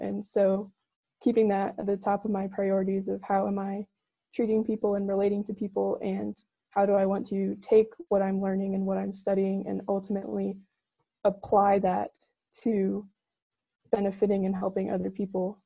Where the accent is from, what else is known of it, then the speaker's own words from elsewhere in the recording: Newburgh, Indiana, United States; I'm from Newburgh, Indiana